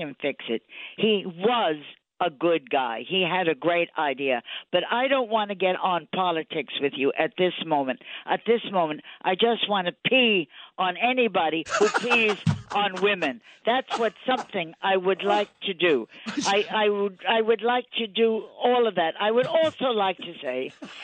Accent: New York City, New York, United States; I was a New Yorker

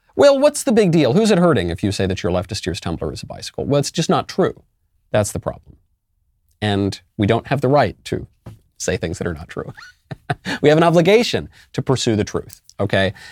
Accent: New York City, New York, United States; moved away as an adult; also born or lived in California; now in Tennessee, United States; I'm a New Yorker, as you may know, and I did leave New York.

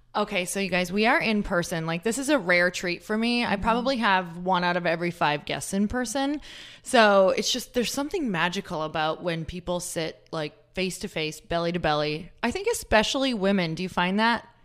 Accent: Midwest, United States; moved away; I'm from the Midwest

